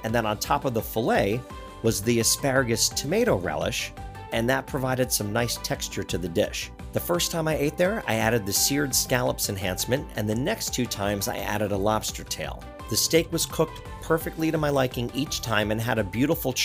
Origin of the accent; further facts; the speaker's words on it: Florida, United States; I'm from Florida